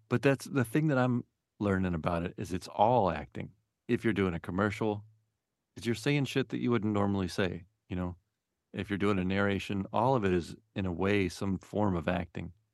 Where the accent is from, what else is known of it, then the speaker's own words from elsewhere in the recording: Memphis, Tennessee, United States; now in Marin, United States; I, I grew up in Memphis